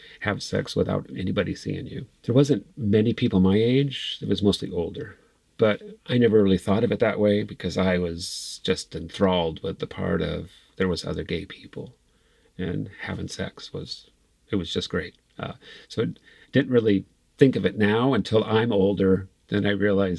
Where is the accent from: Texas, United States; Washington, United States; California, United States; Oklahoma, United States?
California, United States; Santee; I grew up in Santee